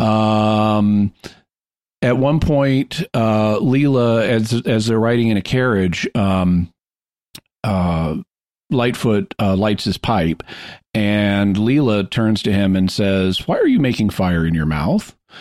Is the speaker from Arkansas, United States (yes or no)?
yes; Fayetteville, Arkansas, United States; Fayetteville, Arkansas, where I, my hometown